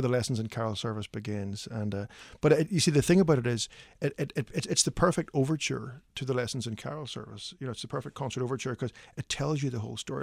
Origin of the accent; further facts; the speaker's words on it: Belfast, Northern Ireland, United Kingdom; moved away as an adult; also born or lived in Midwest, United States; now in Nashville, United States; my wife and I grew up in Ireland